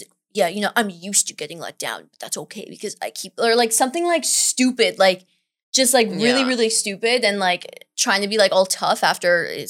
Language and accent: English; Canada; And I was like, but we're Canadian. So like, is that going to be a problem?